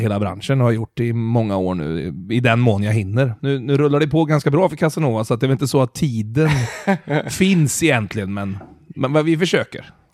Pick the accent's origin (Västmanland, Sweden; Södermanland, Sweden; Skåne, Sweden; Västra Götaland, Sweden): Västra Götaland, Sweden; Mariestad; now in Stockholm, Sweden; jag är från Mariestad